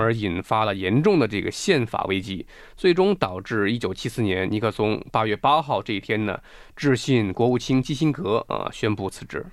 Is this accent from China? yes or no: yes; China; 我们中国人的政治文化